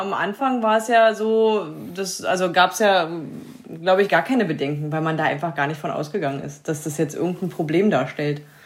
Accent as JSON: {"language": "German", "region": "Saxony-Anhalt", "country": "Germany", "said": "sind jetzt 2015 wieder in unsere alte Heimat gezogen"}